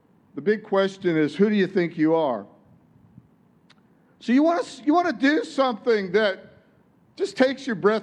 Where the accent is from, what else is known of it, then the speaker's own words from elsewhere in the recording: Detroit, Michigan, United States; In Detroit, where I come from, it's like, tell it like it is. I'm from Detroit